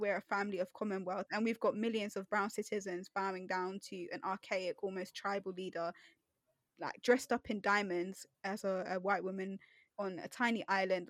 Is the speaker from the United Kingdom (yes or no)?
yes; United Kingdom; first language English; I was born here, raised here, you know, English is basically my first language.